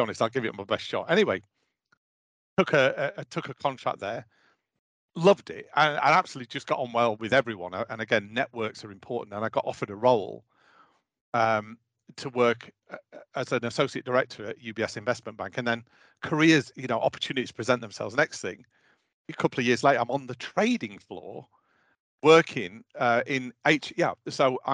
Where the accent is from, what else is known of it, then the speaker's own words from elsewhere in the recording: Doncaster, Yorkshire and the Humber, United Kingdom; I was born and brought up in Doncaster, a mining town in the north of England